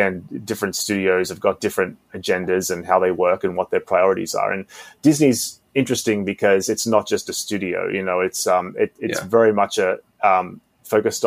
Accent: Australia; now in Los Angeles, United States; growing up in Australia as well, it was very, very different, sometime when I moved here

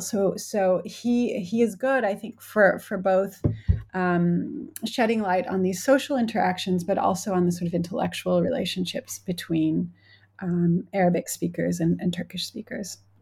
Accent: United States; moved away as an adult; now in United Kingdom; as an American who, I teach at a, at a U K university

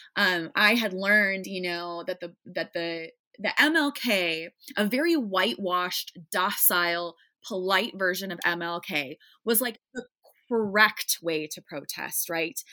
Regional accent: Iowa, United States; now in Chicago, United States; I grew up in Iowa in a nice, predominantly white suburb, just, like, nice white Midwestern girl

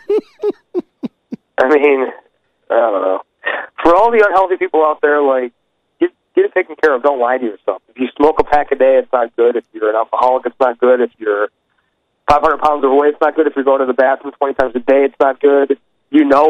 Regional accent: Chicago, Illinois, United States; I'm from the South Side.

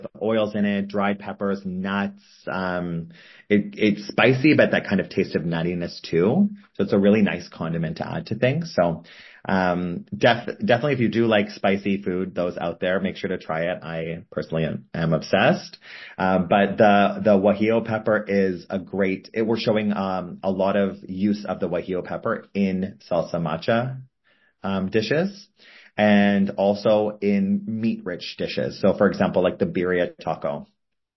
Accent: Toronto, Ontario, Canada; I grew up in Toronto, Canada, which has a really big Asian population

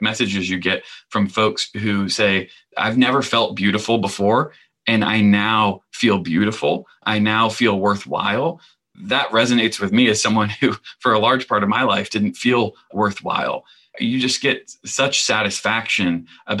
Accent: the South, United States; I grew up gay in the South

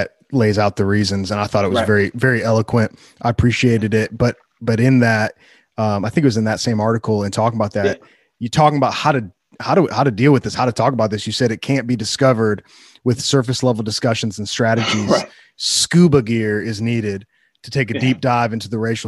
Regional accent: Wheaton, Illinois, United States; I grew up in, right outside of Chicago, but I grew up in Wheaton, which is like a really affluent suburb.

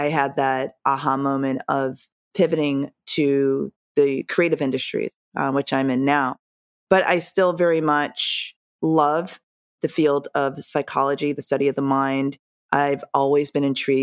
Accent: Jamaica; moved away; I'm from Jamaica, so my cultural upbringing was completely different

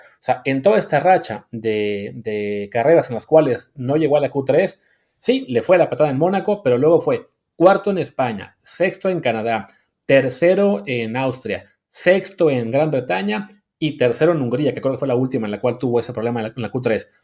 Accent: Mexico; como mexicano

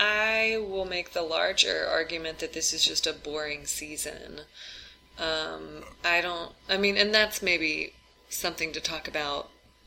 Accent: United States; Because I'm American.

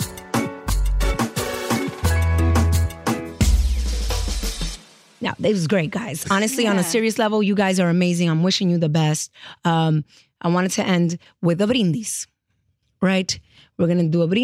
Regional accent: New York, United States; I'm from New York

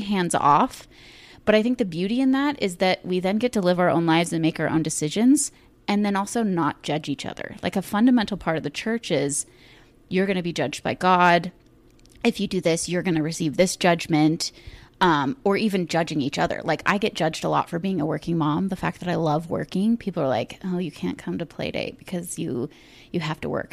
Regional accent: Ashland, United States; growing up in Ashland

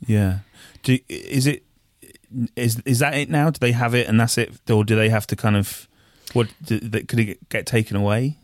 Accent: Wiltshire, South West England, United Kingdom; moved away as an adult; now in Bristol, United Kingdom; I moved to Bristol, like, three, four years ago, um, but obviously I was from, I'm from Wiltshire

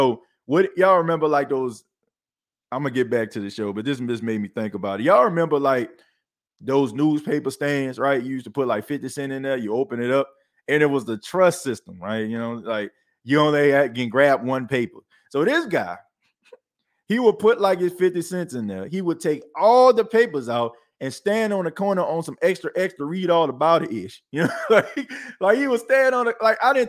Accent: New Orleans, Louisiana, United States; also born or lived in Feliciana / St. Ferdinand; Born in the 318, raised in the 504 and the 985. I love my state. Who That, baby? yeah, you know, I was born and raised right in the Night Ward, man. Right down the street from Florida Avenue, Montague Street, Prayer Street.

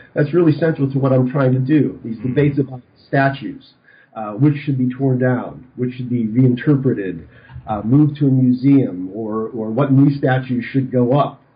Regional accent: Western Pennsylvania, United States; moved away as an adult; also born or lived in Arizona; I grew up in Western Pennsylvania

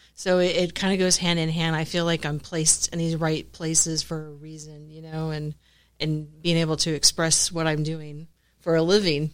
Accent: Florida, United States; moved away as an adult; now in San Antonio, United States; I'm originally from Florida

